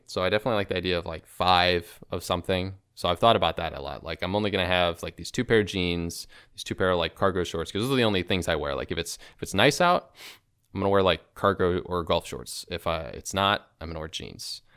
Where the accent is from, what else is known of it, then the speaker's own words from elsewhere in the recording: Chicago, Illinois, United States; I'm from Chicago